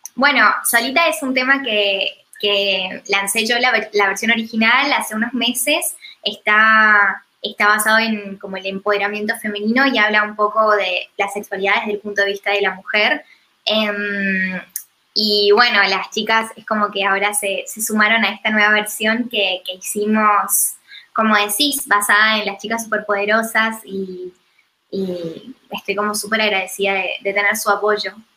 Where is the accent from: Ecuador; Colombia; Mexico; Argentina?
Argentina; also born or lived in United States; el cambio de cultura y de paradigma que hubo en mi país, en Argentina, me incentivó mucho a volver